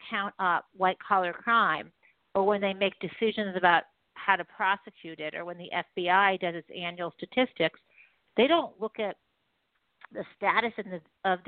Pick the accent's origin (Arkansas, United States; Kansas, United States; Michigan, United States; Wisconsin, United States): Michigan, United States; Detroit area; I grew up in the Detroit area.